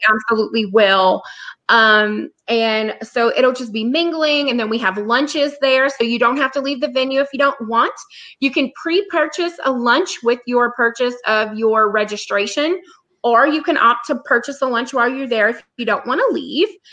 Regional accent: South Louisiana, United States; we're from South Louisiana

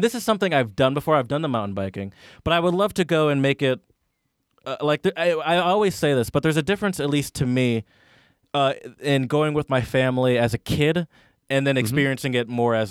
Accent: Michigan, United States; you know, I grew up mostly in Michigan

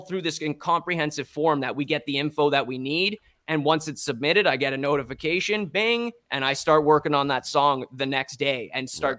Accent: Strathroy, Ontario, Canada; now in London, Canada; I'm originally from Strathroy, an even smaller town

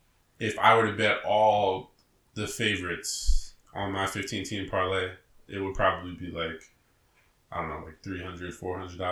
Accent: New Jersey, United States; As we're from New Jersey

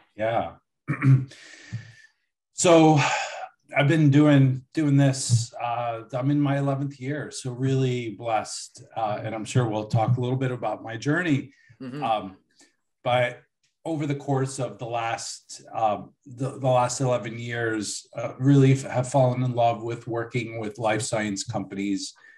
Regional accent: Buffalo, New York, United States; I was born in 1974 in Buffalo.

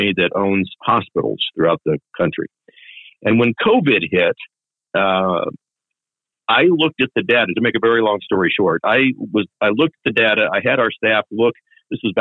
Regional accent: Kansas City, Missouri, United States; I born and raised in Kansas City and went to UMKC after graduating from Grandview High School

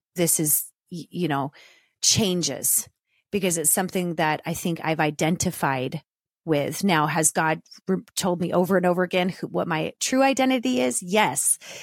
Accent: Southern California, United States; growing up in Southern California with a single mom who lived vicariously through me and my sister

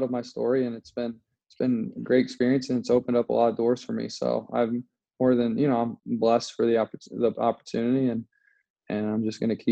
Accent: Indiana, United States; I am actually from Indiana

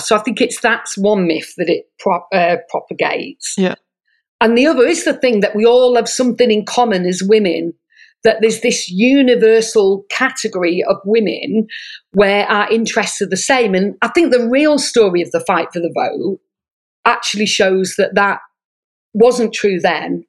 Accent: Manchester, North West England, United Kingdom; moved away as an adult; now in Sydney, Australia; I grew up in Manchester

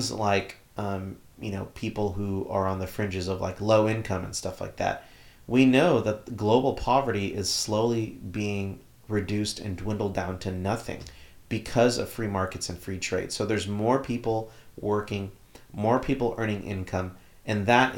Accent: Texas, United States; as a Texan

